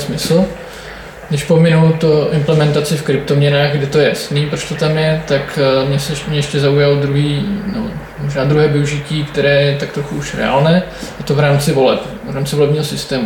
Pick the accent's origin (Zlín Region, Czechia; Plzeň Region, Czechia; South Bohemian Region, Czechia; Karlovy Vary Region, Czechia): South Bohemian Region, Czechia; České Budějovice; jsem z Českých Budějovic